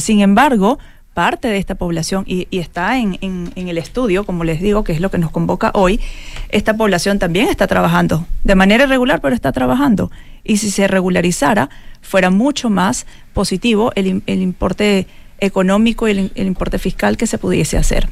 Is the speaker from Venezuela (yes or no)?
yes; Venezuela; now in Chile; como venezolana, lo digo como, ciudadana residente en Chile